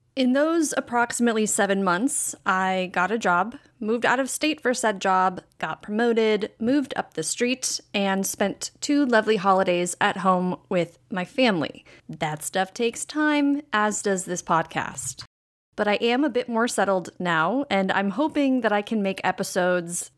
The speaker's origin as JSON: {"language": "English", "town": "Green Bay", "region": "Wisconsin", "country": "United States", "tie": "born or raised there", "said": "my hometown of Green Bay, Wisconsin"}